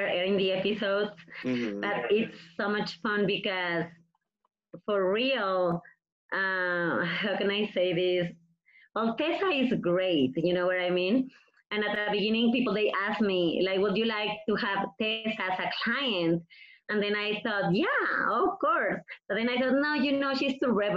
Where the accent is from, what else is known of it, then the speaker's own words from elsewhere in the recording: Mexico; English is a second language; moved away; I have my accent. I'm from Mexico.